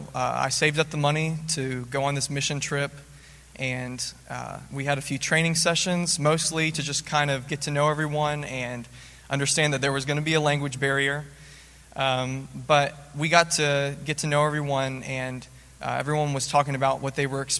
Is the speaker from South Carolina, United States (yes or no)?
no; Nashville, Tennessee, United States; I'm from Nashville, Tennessee. As a kid, I always grew up in the church